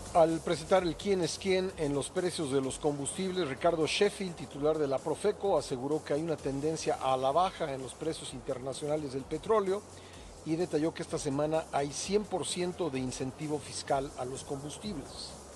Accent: Mexico; somos país vecino de Estados Unidos

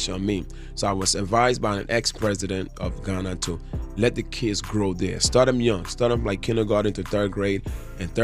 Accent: Philadelphia, Pennsylvania, United States; I was raised in the East Coast, Philly.

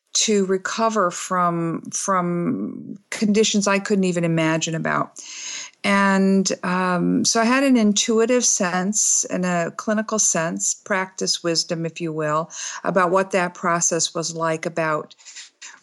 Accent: Michigan, United States; now in Bloomington, United States; I'm from Michigan

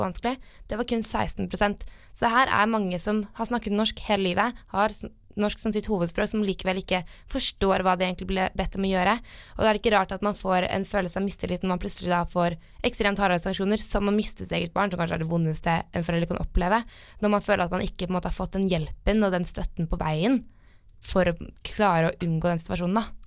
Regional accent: Asker, Akershus, Norway; Jeg kommer eh, fra Asker, litt utenfor Oslo.

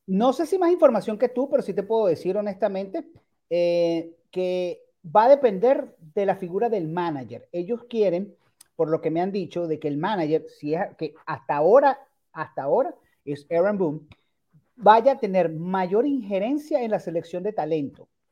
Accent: Venezuela; Y no solamente somos los venezolanos

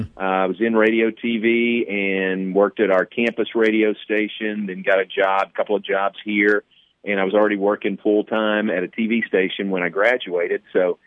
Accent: Danville, Kentucky, United States; moved away as an adult; now in Texas, United States; But I came from Danville, Kentucky. My parents had gone to Baylor, and I came and visited, really liked it. So I came from Kentucky to Baylor and was majoring in radio TV.

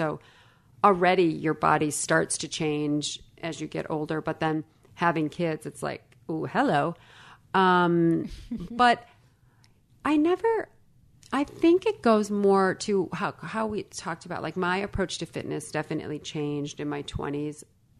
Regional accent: Illinois, United States; I grew up in Illinois, a small town, 1 hour or 60 miles west of Chicago. Blue collar family.

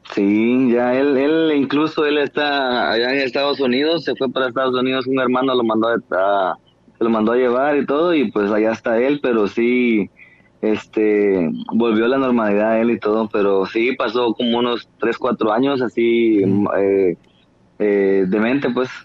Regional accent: Nueva Concepción, Escuintla, Guatemala; Soy de Guatemala.

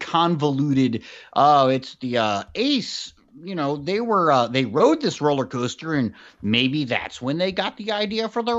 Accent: Virginia, United States; I'm from Virginia, y'all.

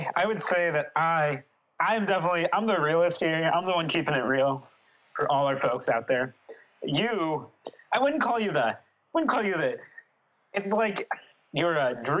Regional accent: Brattleboro, Vermont, United States; moved away as an adult; now in New Orleans, United States; my hometown called Brattleboro

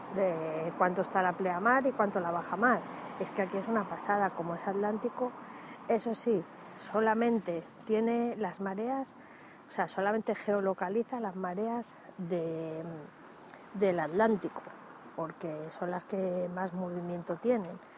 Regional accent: Dúrcal, Andalusia, Spain; en Andalucía, que es donde me corresponde a mí, puesto que yo soy de Durcal

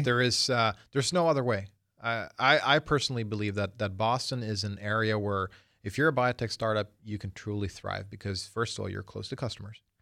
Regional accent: Sweden; now in United States; I was born in Sweden

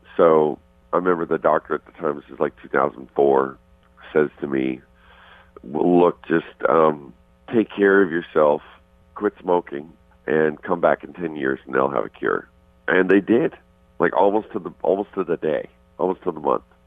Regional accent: Canada; moved away; also born or lived in Arizona; I'm Canadian.

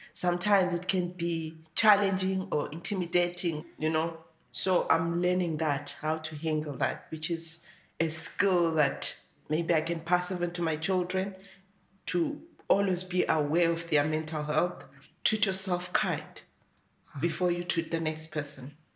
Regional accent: Lupane, Matabeleland North, Zimbabwe; moved away as an adult; now in Ireland; originally I come from Zimbabwe, and I've been here for 18 months. I come from a village in Zimbabwe. It's in uh, Matabeleland North Province. It's called Lupane

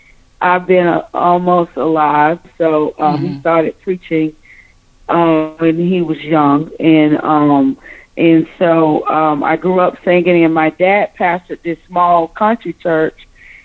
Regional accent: Speedville, Florida, United States; moved away; also born or lived in McDonough, Georgia / Clayton County, Georgia; I grew up in a little small country town. It's we just got a sign up called Speedville. It's in Florida.

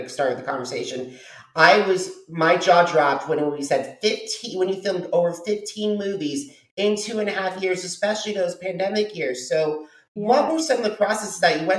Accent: Kansas City, United States; I'm from Kansas City

